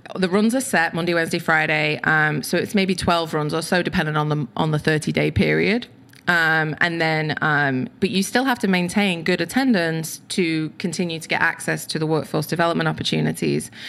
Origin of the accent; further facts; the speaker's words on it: United Kingdom; moved away; I'm British